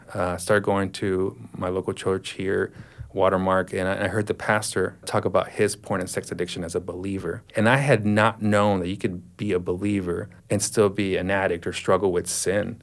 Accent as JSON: {"language": "English", "town": "Dallas", "region": "Texas", "country": "United States", "tie": "born or raised there", "said": "I was born in 1981, so I grew up in Dallas, Texas"}